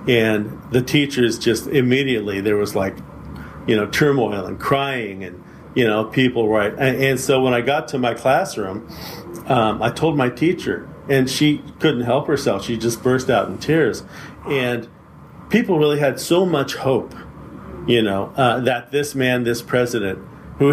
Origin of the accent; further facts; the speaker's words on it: San Francisco, California, United States; now in San Mateo, United States; my working class background growing up in San Francisco